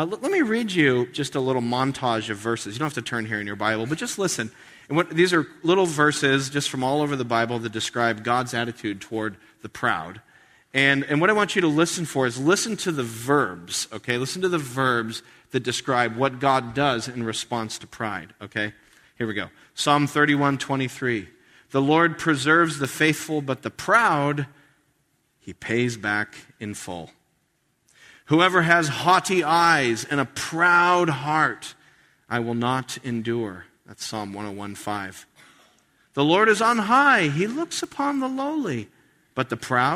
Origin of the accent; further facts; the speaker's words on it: United States; being an American